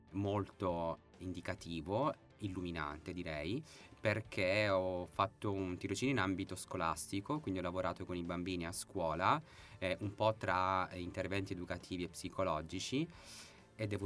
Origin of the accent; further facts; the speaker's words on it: Reggio Calabria, Calabria, Italy; now in Padua, Italy; Di Reggio Calabria.